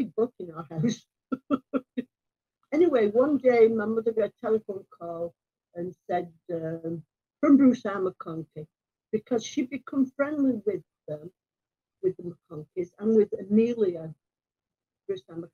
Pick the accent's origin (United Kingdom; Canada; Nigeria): United Kingdom; Rochdale, North West England; moved away; also born or lived in Seattle / Salt Lake City / Italy / Germany; I'm from Rochdale